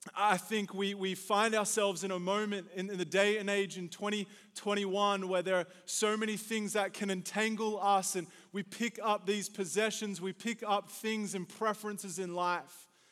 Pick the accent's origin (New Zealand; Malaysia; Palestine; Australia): Australia; moved away as an adult; now in United States; Growing up in Australia